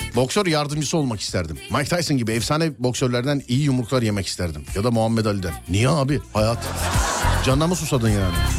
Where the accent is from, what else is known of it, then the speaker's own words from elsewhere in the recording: Nişantaşı, Istanbul, Turkey; Nişantaşı derken benim Mahallesinde top oynadığım sokaklara